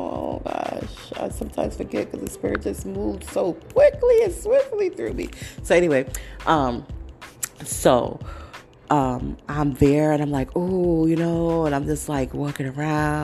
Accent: New York City, New York, United States; I'm from Brooklyn. I'm from New York. I'm from the 5 boroughs.

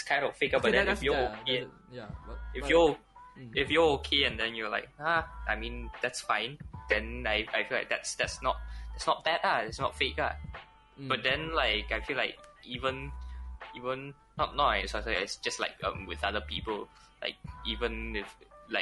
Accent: Malaysia; I'm Malaysian Chinese

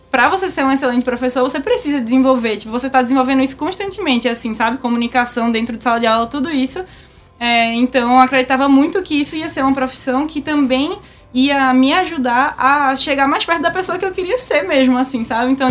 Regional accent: Recife, Pernambuco, Brazil; also born or lived in São Paulo; já nasci em Recife.

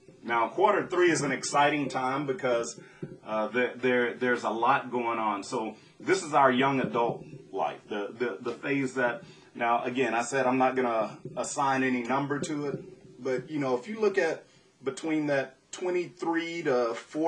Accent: Southwest Louisiana, United States; Growing up in Southwest Louisiana

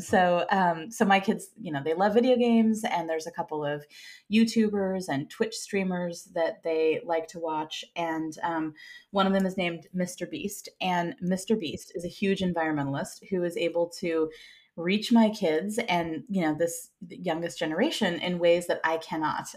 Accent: Santa Cruz, California, United States; now in San Francisco, United States; I grew up in Santa Cruz, which is protected and not very sharky

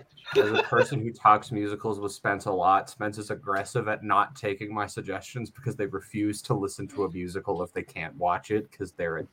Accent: Canada; I'm from Canada.

